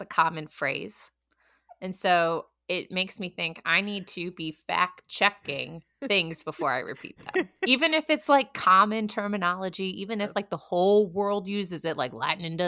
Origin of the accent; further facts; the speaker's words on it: Western New York, United States; moved away as an adult; also born or lived in Austin, Texas; I am from Western New York, where the tornadoes aren't common